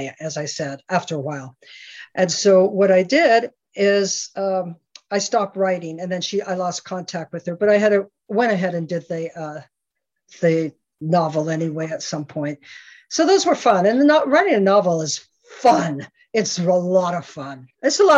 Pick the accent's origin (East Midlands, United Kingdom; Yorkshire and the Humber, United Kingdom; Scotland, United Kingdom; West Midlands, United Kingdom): Scotland, United Kingdom; now in United States; I'm Scottish, I'm an immigrant to the United States